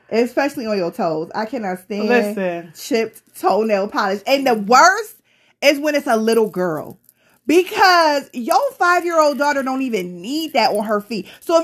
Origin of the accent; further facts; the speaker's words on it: Tonawanda, New York, United States; I'm from Tonawanda, bitch.